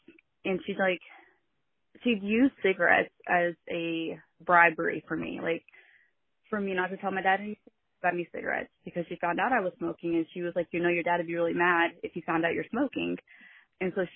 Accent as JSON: {"language": "English", "region": "Missouri", "country": "United States", "tie": "born or raised there", "said": "I grew up in Missouri"}